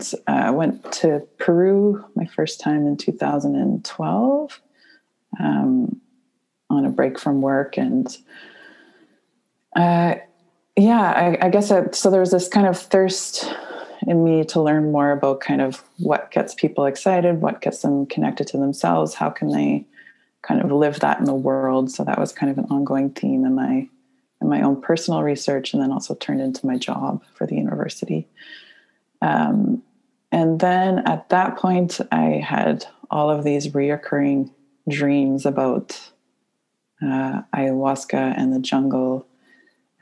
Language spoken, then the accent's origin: English; Nova Scotia, Canada; I grew up in Nova Scotia in a small island